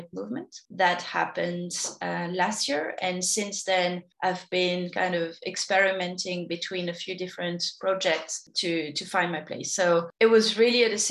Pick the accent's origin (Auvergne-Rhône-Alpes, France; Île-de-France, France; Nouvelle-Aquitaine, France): Île-de-France, France; Paris; moved away as an adult; also born or lived in Sydney; now in Australia; I've been living in Australia for 10 years, but I grew up in Paris